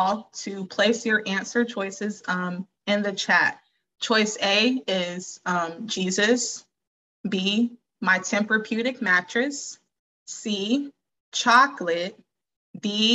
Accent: Georgia, United States; I'm from Georgia. I'm from the South.

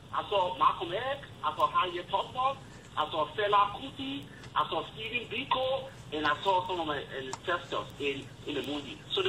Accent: Liberia; now in Montgomery, United States; I'm calling from Montgomery, Alabama, but I'm originally from Liberia.

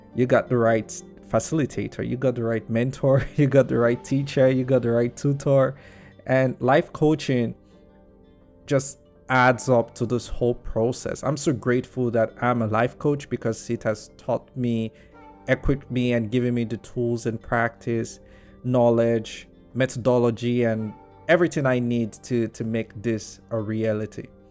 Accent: Nigeria; I would just say, well, as a Nigerian

